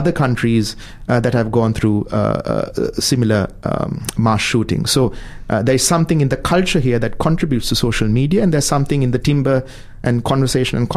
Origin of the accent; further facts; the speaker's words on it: Sri Lanka; moved away as an adult; now in New Zealand; my home country in Sri Lanka